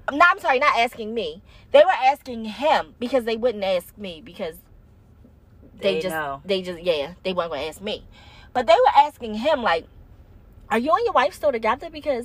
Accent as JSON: {"language": "English", "town": "Baltimore", "region": "Maryland", "country": "United States", "accent": "Baltimore", "said": "my Baltimore accent comes out very strongly sometimes."}